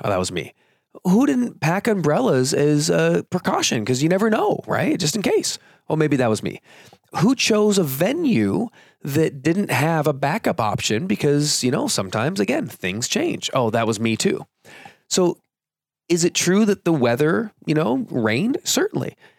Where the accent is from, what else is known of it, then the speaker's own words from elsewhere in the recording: California, United States; I grew up in California